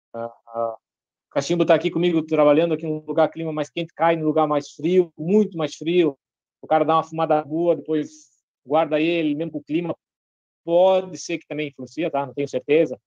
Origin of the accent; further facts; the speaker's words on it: Brazil; eu sou brasileiro